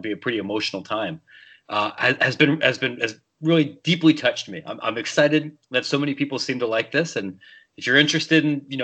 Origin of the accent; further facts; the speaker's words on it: Columbus, Ohio, United States; moved away as an adult; now in Chicago, United States; I grew up in Ohio. I'm from the Columbus area. I live in Chicago now.